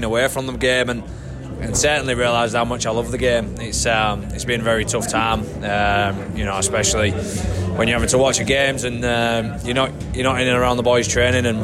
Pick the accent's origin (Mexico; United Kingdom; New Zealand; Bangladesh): United Kingdom; England; moved away as an adult; now in Canberra, Australia; I'm English.